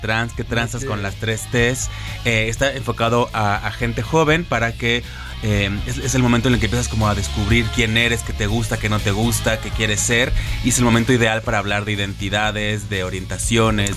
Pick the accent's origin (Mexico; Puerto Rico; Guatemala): Mexico; lo que somos los mexicanos